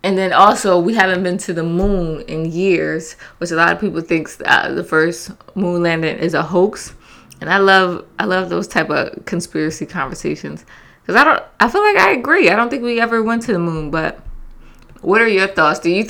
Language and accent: English; Philadelphia, Pennsylvania, United States; I'm from Philly